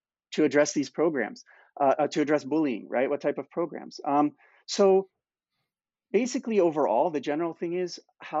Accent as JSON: {"language": "English", "country": "United States", "moved": "yes", "lives_now": "Canada", "said": "I'm from the United States"}